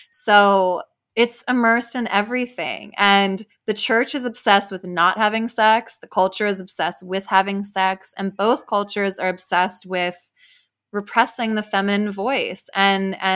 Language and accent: English; Spain; English is a second language; I grew up back in Spain, also in a very religious Catholic environment.